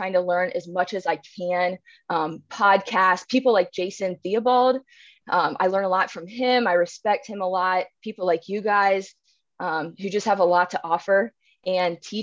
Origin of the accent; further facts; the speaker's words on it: Cincinnati, Ohio, United States; I'm from Cincinnati, Ohio